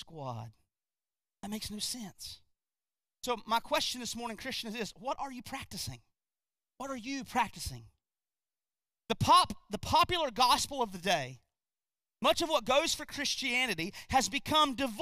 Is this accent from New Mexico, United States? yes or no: no; North Carolina, United States; also born or lived in Gastonia, North Carolina; I'm from North Carolina too. I actually used to live in a place called Gastonia